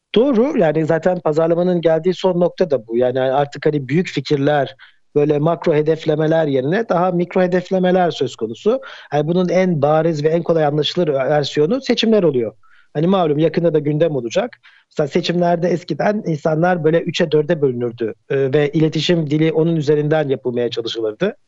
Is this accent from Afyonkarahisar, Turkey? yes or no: no; Ankara, Turkey; moved away as an adult; now in Istanbul, Turkey; Ben Ankara'da doğdum.